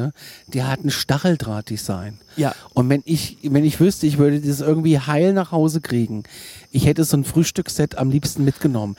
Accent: Kassel, Hesse, Germany; da komme ich aus der Hauptstadt der Waschbären in Kassel

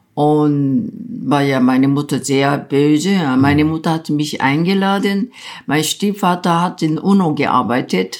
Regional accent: South Korea; German is a second language; moved away as an adult; also born or lived in Bonn, Germany; now in Berlin, Germany; Wenn ich in Korea geblieben wäre

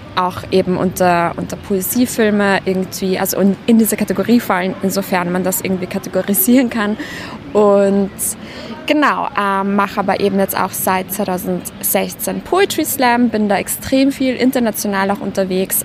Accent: Vienna, Austria; ich komme aus Wien

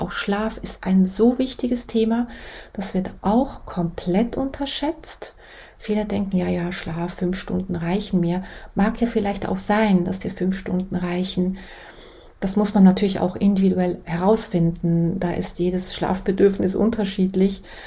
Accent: Switzerland; ich bin aus der Schweiz

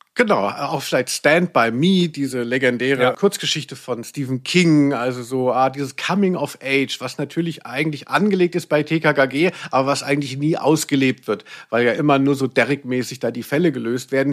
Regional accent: Central Germany, Germany; Ich komme aus der Mitte von Deutschland

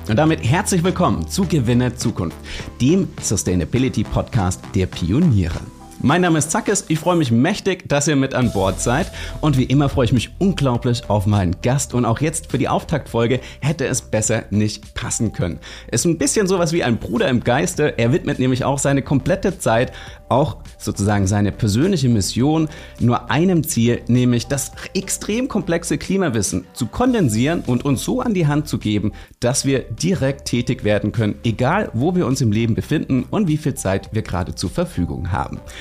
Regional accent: Germany; als Deutsche

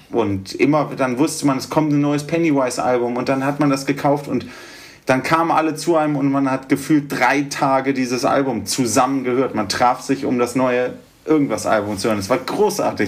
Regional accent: Göttingen, Lower Saxony, Germany; now in Berlin, Germany; Wir kommen ja ursprünglich aus Göttingen

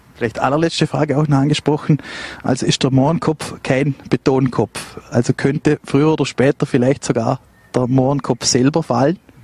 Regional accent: Vorarlberg, Austria; als Vorarlberger

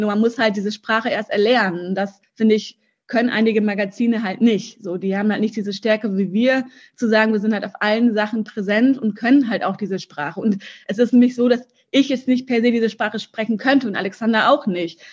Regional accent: Germany; also born or lived in Russia; ich bin in Russland geboren und meine Eltern sind, als ich sieben Jahr, sieben war, oder sechs, sieben genau, nach Deutschland gekommen.

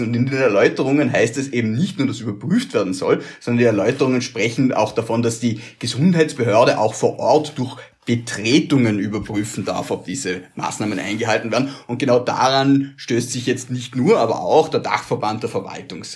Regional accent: Vorarlberg, Austria; Ich stelle das als Vorarlberger

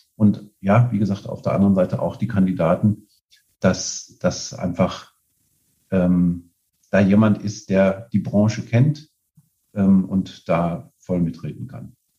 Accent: Aachen, North Rhine-Westphalia, Germany; gebürtig aus Aachen

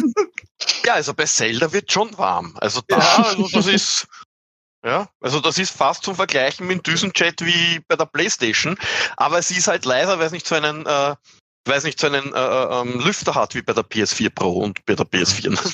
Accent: Austria; accent: Austrian; mein Dialekt zu österreichisch

